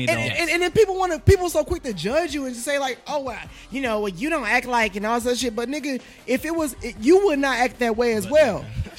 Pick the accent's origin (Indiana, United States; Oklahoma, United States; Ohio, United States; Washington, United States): Indiana, United States; Gary; I grew up in You know, I grew up in the SWAT. I grew up in fucking Gary, Indiana. I grew up in the Meadows, Indianapolis.